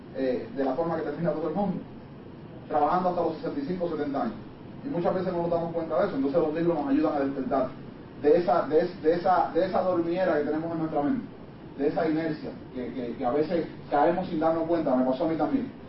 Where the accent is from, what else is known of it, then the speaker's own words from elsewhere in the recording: Puerto Rico; Me encontraba en mi país